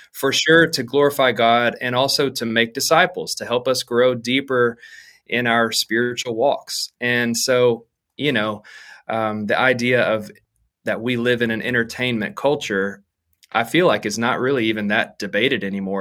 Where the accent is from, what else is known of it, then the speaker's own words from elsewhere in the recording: Arkansas, United States; moved away as an adult; now in Dallas, United States; I'm from Arkansas originally and have been there, honestly, my whole life until this point